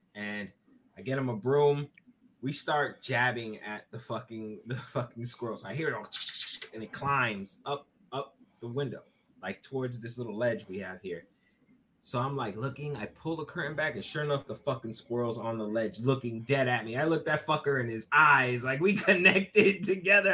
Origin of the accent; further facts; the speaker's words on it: New York City, New York, United States; I am from Brooklyn